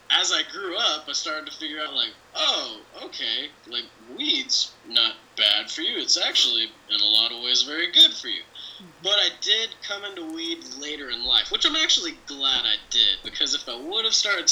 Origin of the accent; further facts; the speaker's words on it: California, United States; I grew up on an Indian reservation in Southern California.